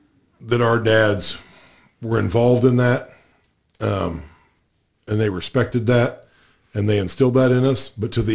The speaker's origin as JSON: {"language": "English", "region": "Illinois", "country": "United States", "said": "we're from Illinois"}